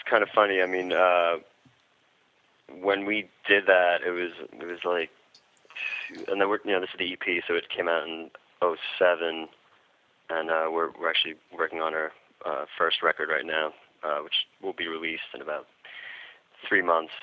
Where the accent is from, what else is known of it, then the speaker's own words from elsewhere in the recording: New York City, New York, United States; growing up in New York City